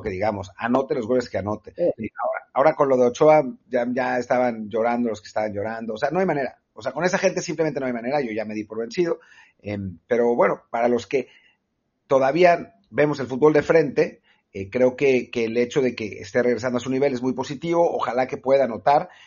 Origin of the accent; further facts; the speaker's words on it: Mexico; como mexicano en Europa